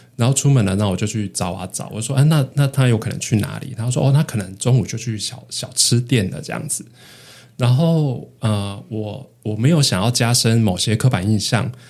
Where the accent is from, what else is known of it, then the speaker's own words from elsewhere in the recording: northern Taiwan, Taiwan; moved away as an adult; also born or lived in Hualien; 我都是在北部长大